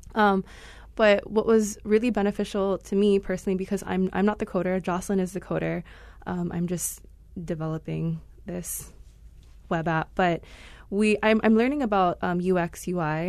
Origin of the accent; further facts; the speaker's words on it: Wailua, Hawaii, United States; also born or lived in Hilo / Kona; I'm originally from Wailua, Kauai. Mm-hmm. Um, that's where I was born and raised